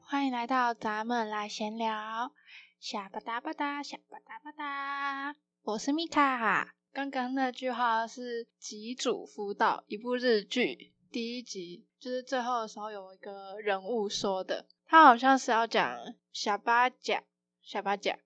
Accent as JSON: {"language": "Chinese", "region": "Taipei", "country": "Taiwan", "said": "因为我是台北人"}